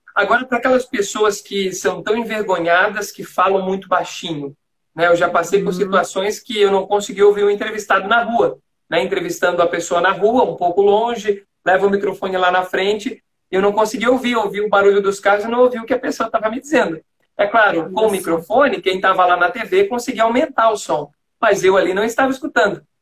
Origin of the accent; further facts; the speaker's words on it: Florianópolis, Santa Catarina, Brazil; accent: manezinho; also born or lived in São João Batista, Brazil; eu sou natural de São João Batista, que fica perto de Nova Trento, aqui em Santa Catarina